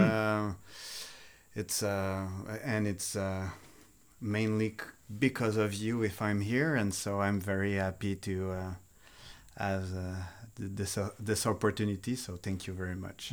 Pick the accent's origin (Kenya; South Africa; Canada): Canada; Montreal, Quebec; first language French; English is a second language; I'm from Montreal, so I'm a French-speaking Canadian